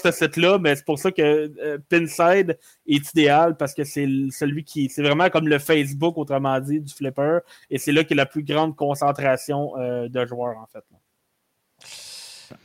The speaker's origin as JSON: {"language": "French", "region": "Quebec", "country": "Canada", "said": "je suis Canadien"}